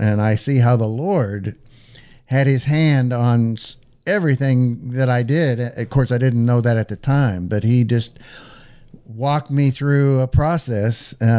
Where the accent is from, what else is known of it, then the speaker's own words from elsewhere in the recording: Los Angeles, California, United States; moved away as an adult; also born or lived in Lafayette, Indiana; I came from a family in California. I was born and raised in North Hollywood, went to North Hollywood High